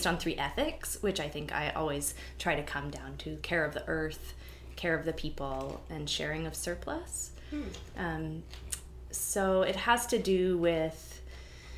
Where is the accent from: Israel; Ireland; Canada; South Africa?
Canada; New Brunswick; moved away as an adult; also born or lived in Vancouver, British Columbia; now in Victoria, Canada; I was born in Vancouver, and I lived there till I was 5. And then my mom and I moved to New Brunswick, so coast to coast. And I lived there until I was 18